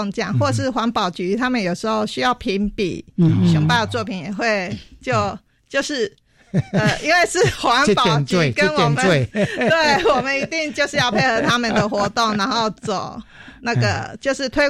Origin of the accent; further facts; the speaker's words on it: Longtan, Taoyuan, Taiwan; 我们龙潭人，因为我们来自于龙潭